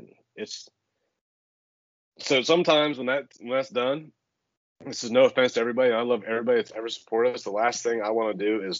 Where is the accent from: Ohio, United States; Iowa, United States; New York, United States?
Ohio, United States; Eastern; I grew up in Eastern Ohio, like, in the woods, right? Very rural farm area.